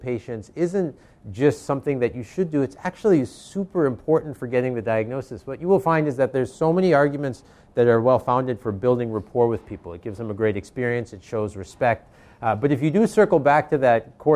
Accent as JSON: {"language": "English", "town": "Racine", "region": "Wisconsin", "country": "United States", "tie": "born or raised there", "moved": "yes", "said": "I grew up in Wisconsin, which was a small town called Racine, Wisconsin"}